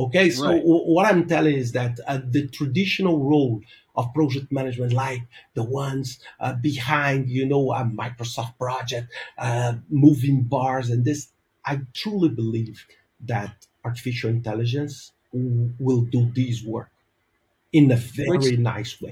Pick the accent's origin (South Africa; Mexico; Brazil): Brazil; moved away as an adult; also born or lived in Denmark; now in Portugal; I'm originally from Brazil. I live now for the past 12 years in Europe. I lived in Denmark and now I live in Portugal.